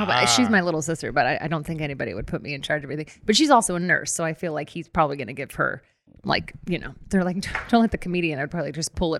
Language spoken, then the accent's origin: English; Daly City, California, United States; moved away as an adult; also born or lived in Long Beach, California; I grew up in between San Francisco and South San Francisco in a little town called Daly City.